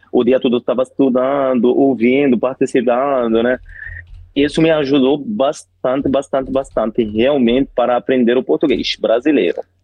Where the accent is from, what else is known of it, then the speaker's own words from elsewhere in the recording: Egypt; first language Arabic; Portuguese is a second language; also born or lived in Rio de Janeiro, Brazil / Spain; eu sou do Egito, né? Moro no Cairo